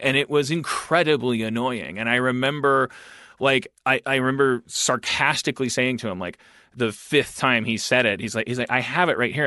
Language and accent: English; Wisconsin, United States; I'm from Wisconsin